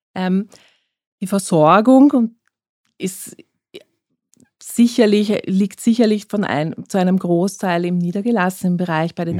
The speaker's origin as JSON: {"language": "German", "region": "Vienna", "country": "Austria", "tie": "born or raised there", "said": "Ich bin in Wien geboren, aufgewachsen und habe auch studiert"}